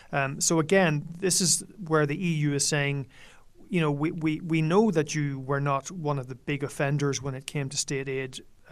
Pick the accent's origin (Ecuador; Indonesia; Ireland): Ireland; being Irish